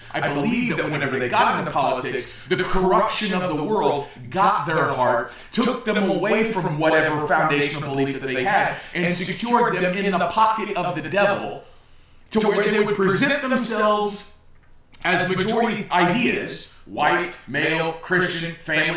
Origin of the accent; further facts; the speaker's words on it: United States; growing up in America, I was born in 85, I'm a millennial